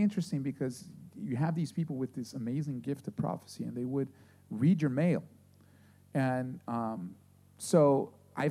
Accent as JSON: {"language": "English", "country": "Brazil", "tie": "born or raised there", "moved": "yes", "said": "I grew up in Brazil, and I went to this Adventist school"}